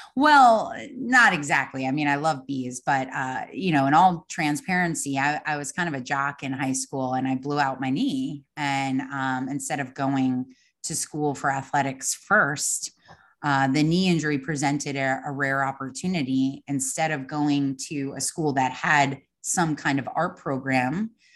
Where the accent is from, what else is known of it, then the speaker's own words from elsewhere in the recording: Long Island, New York, United States; moved away as an adult; also born or lived in Savannah; I grew up on Long Island